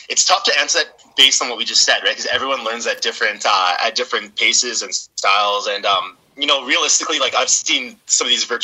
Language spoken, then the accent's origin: English; Edmonton, Alberta, Canada; growing up in Northside Edmonton